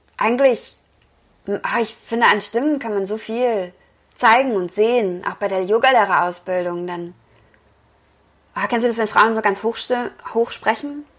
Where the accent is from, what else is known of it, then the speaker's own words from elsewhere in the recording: Wesel, North Rhine-Westphalia, Germany; also born or lived in Cologne; ich komme aus Wesel